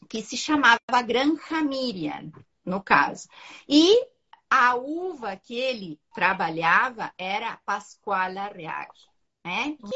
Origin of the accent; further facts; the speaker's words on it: Uruguay; moved away as an adult; now in Porto Alegre, Brazil; Mas, enfim, eu sou uruguaia. E eu vim há 23 anos para Porto Alegre, trazendo marcas do Uruguai para uh, trabalhar aqui no Brasil, né?